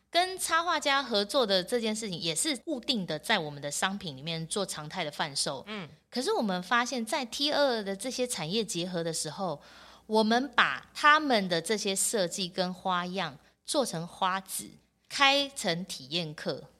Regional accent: Yingge, New Taipei, Taiwan; 我从小在英哥长大

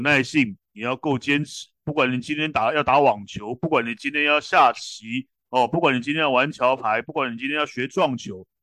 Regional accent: Taiwan; 我们台湾人

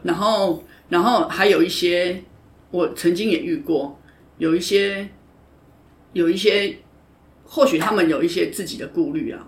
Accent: Taiwan; 因为我觉得就是我们台湾人传统的文化

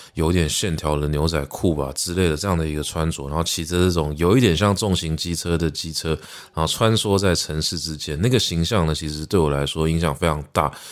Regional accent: Taipei, Taiwan; 作为一个台北人，作为一个台湾人

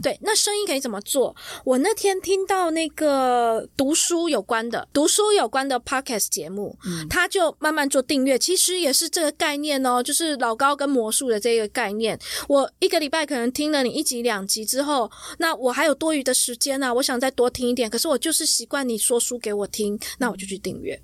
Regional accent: Taiwan; 我们台湾人

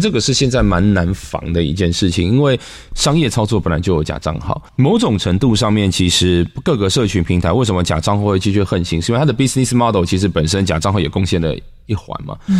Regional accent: Taiwan; 我们台湾人写作都越来越像中国人了

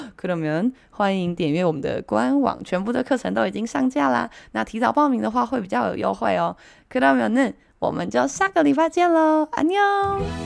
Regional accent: Taiwan; 我们台湾人有个习惯

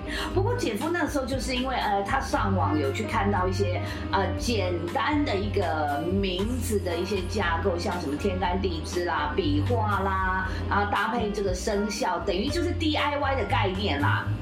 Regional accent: Taiwan; 我们台湾

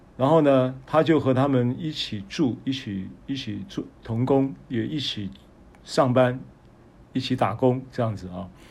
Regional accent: Taiwan; 我们是台湾来的

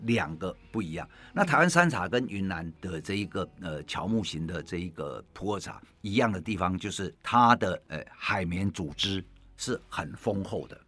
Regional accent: Taiwan; 再加上呢，我们台湾人，呃，先天自带哦，已经变成先天自带有乌龙茶的，呃，制作乌龙茶的这种血脉在里面哈，

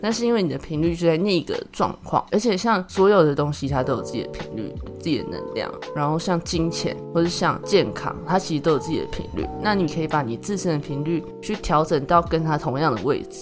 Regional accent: Chiayi, Taiwan; moved away; 我老家在嘉义，所以只要回家，我们就会去拜拜

